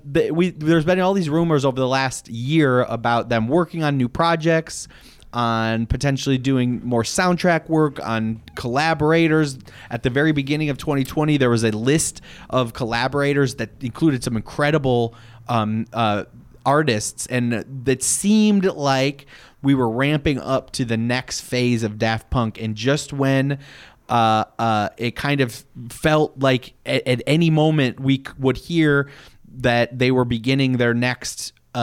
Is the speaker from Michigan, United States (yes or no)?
yes; Detroit, Michigan, United States; We're three friends from Detroit.